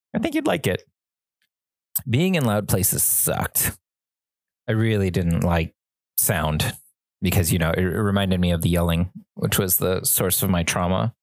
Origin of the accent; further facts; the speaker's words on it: suburban Southern California, United States; we were in suburban Southern California